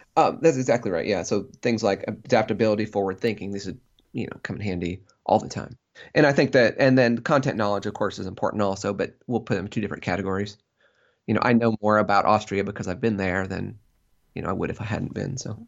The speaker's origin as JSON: {"language": "English", "region": "Central Illinois", "country": "United States", "tie": "born or raised there", "said": "people I grew up with in Central Illinois"}